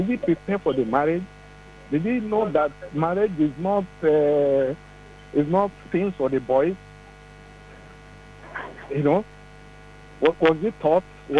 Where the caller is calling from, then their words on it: Ibadan, Oyo, Nigeria; I'm calling you from Ibadan.